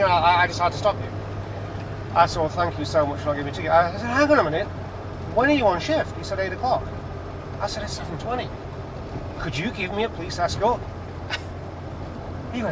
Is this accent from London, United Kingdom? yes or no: no; Manchester, North West England, United Kingdom; moved away as an adult; now in Malibu, United States; I said, "Manchester, England."